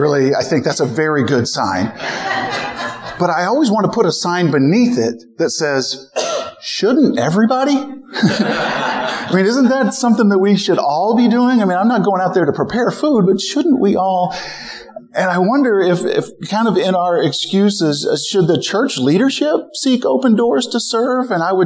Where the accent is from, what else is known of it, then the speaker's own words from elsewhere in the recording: Midwest, United States; also born or lived in St. Louis; Beth and I were born and raised in the Midwest.